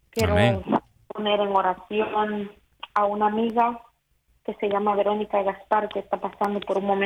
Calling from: North Carolina, United States; De Carolina del Norte.

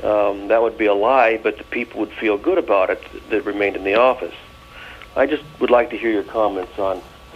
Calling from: Virginia, United States

